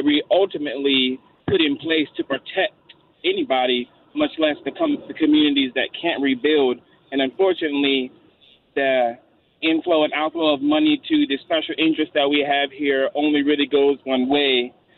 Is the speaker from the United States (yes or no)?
yes; Baton Rouge, Louisiana, United States; And I'm from Baton Rouge, but I do have my grandparents who for many, many generations have lived on the North Shore in Slidell, Louisiana.